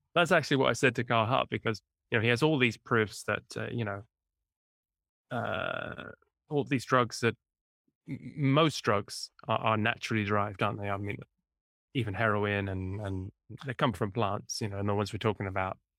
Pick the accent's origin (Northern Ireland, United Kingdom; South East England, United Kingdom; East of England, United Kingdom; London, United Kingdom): East of England, United Kingdom; near Cambridge; moved away as an adult; also born or lived in southern Italy; now in Italy; in England, near, near Cambridge, the original